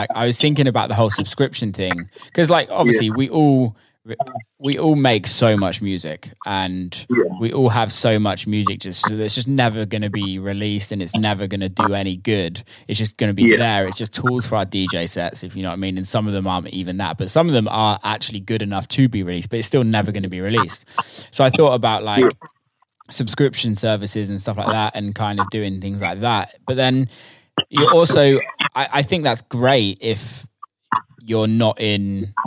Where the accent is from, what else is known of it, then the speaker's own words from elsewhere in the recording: South of England, United Kingdom; I'm a Southerner